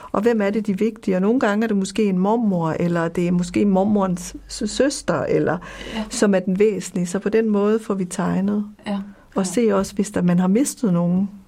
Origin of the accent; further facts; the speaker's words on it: Copenhagen, Capital Region of Denmark, Denmark; moved away as an adult; also born or lived in West Africa; now in Jutland, Denmark; Jeg kommer fra København og er flyttet til Jylland